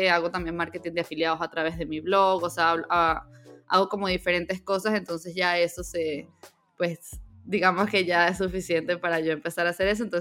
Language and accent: Spanish; Venezuela; born there; also born or lived in Mexico; bueno, yo … soy venezolana de nacimiento y desde entonces he vivido en muchos lados. En el 2020 yo estaba viviendo en México